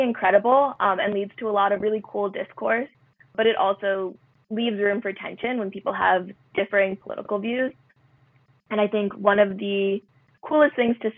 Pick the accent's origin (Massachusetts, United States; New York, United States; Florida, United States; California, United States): Massachusetts, United States; Medford; Medford, Massachusetts, which is my hometown and also where I go to school